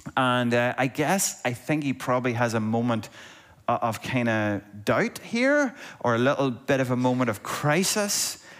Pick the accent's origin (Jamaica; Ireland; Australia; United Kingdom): Ireland; Monaghan, Ulster; there's certain words that I say weird because I'm from Monaghan